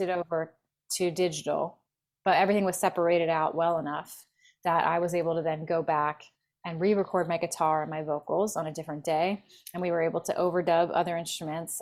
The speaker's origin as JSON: {"language": "English", "town": "Philadelphia", "region": "Pennsylvania", "country": "United States", "moved": "yes", "lives_now": "Los Angeles, United States", "said": "I'm from Philly originally"}